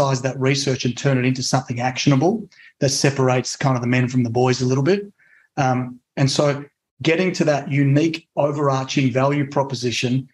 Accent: Australia; also born or lived in Italy; now in United States; I'm actually an Italian citizen. So I was born in Australia to Italian immigrant parents.

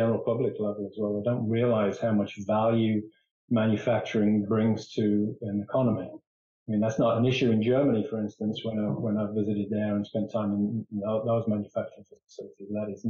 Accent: England, United Kingdom; moved away as an adult; now in United States; I think I told you that I came over from England. One of the reasons I left England was engineering and manufacturing was just in decline, and I saw a limited future there.

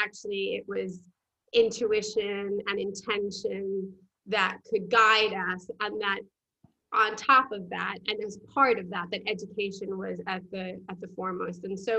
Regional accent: New York, United States; moved away as an adult; now in Brighton, United Kingdom; my accent is not from this side of the pond. I'm a jumper. So I'm originally from New York

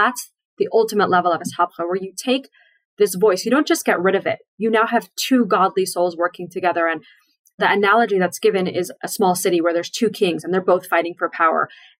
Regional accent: Seattle, Washington, United States; I grew up in Seattle on Shlichus also.

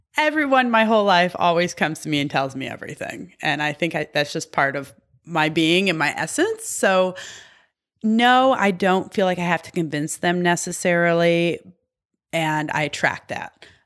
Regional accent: Michigan, United States; I'm from Michigan

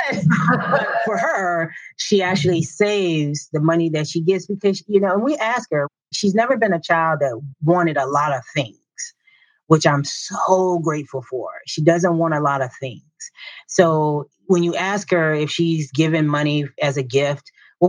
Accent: Southern Virginia, United States; So, I grew up in a small town in Southern Virginia. It's called Cambridge, Virginia, and it was a farming town

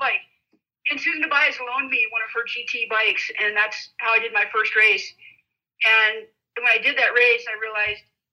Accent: San Diego, California, United States; I grew up in San Diego

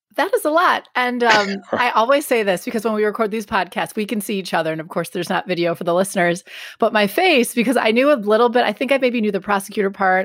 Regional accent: the North, United States; I grew up in the North

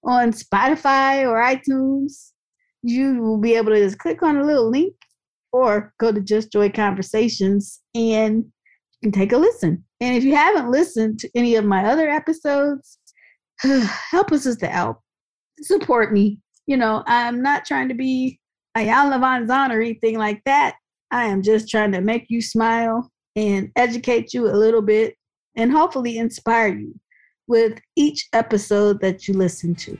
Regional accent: Dayton, Ohio, United States; my hometown, Dayton, Ohio

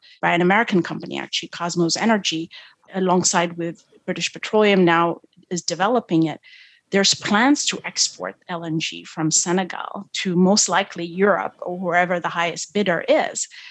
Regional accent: Ethiopia; moved away; I was born in one of the poorest countries at the time when I was born in Ethiopia

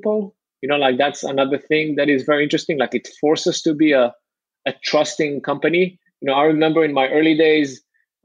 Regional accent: Israel; moved away; I'm from Israel

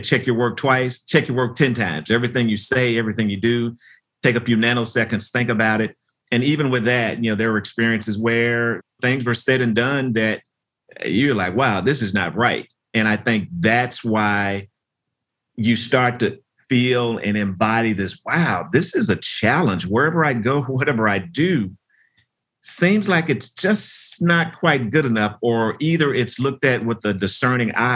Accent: Memphis, Tennessee, United States; a lot of my formative years were spent growing up in Memphis, Tennessee

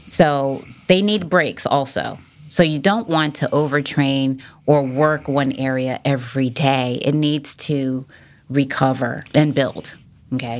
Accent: Massachusetts, United States; moved away as an adult; also born or lived in California / Norfolk, Virginia / Virginia Beach, Virginia; now in Duck, United States; I grew up originally in Massachusetts

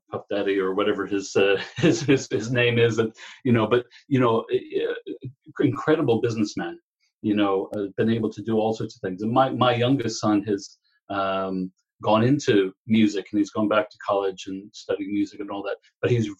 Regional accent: Texas, United States; moved away as an adult; now in Ireland; a little place called Texas, where I was born and raised, and grew up there

